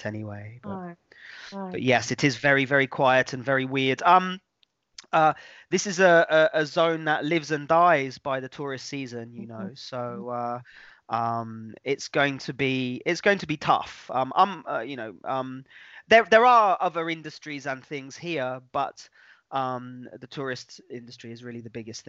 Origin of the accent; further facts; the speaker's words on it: United Kingdom; now in Tuscany, Italy; I'm a British man